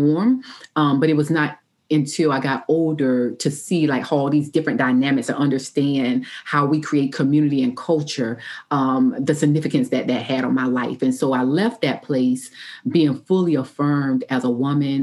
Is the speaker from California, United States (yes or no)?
no; Orangeburg, South Carolina, United States; I grew up in Orangeburg, South Carolina